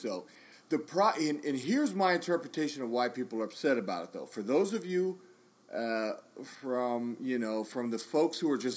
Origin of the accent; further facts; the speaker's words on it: United States; as an American soldier